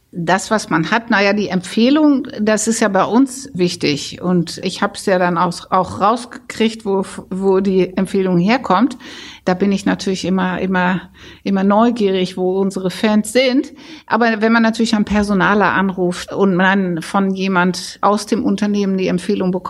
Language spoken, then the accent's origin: German; Netherlands; German is a second language; weil dieser holländische Akzent, wenn ich erzähle, ich bin Holländerin, dann höre ich inzwischen ganz häufig, ach, das hört man ja gar nicht mehr.